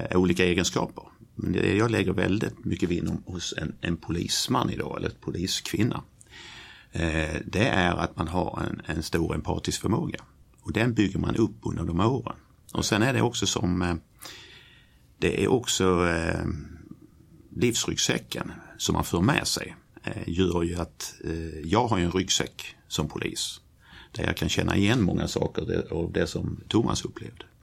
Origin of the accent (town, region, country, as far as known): Kristianstad, Skåne, Sweden; now in Stockholm, Sweden